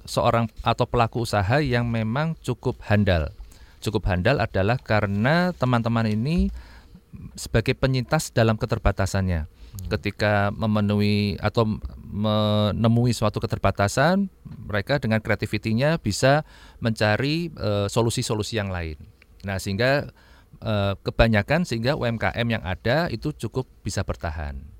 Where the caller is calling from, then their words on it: Cirebon, West Java, Indonesia; Saya dari Cirebon, Pak.